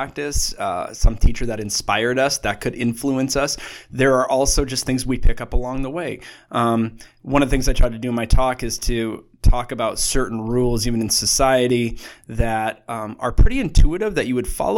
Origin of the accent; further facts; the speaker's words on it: Saskatoon, Saskatchewan, Canada; I grew up in Saskatoon, Saskatchewan, Canada